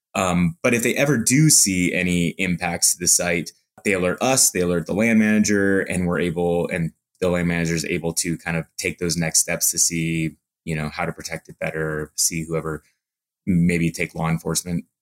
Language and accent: English; Montana, United States; moved away as an adult; also born or lived in Salt Lake City, Utah; now in Utah, United States; I grew up in Montana